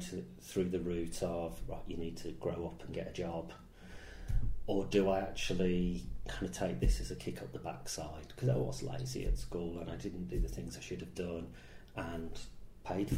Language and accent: English; Birmingham, West Midlands, United Kingdom; moved away; I grew up in Great Bar in Birmingham, and that is somewhere that I still go back and I visit people I know, and I kind of like being from there.